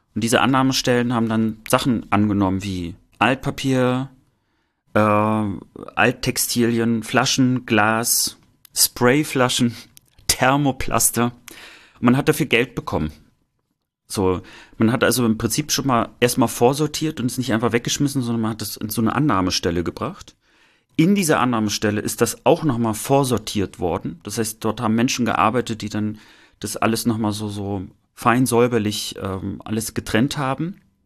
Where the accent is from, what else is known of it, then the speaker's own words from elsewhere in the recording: East Germany, Germany; mit uns sozusagen aufgewachsen sind im Osten